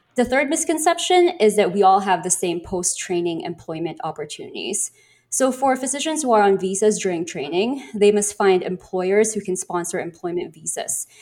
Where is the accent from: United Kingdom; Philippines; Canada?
Philippines; moved away as an adult; now in United States; I'm from the Philippines, and I'm currently here in the United States on a J one visa